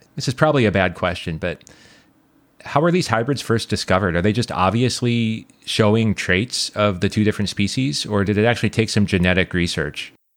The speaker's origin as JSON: {"language": "English", "region": "Nebraska", "country": "United States", "tie": "born or raised there", "moved": "yes", "said": "I grew up in Nebraska"}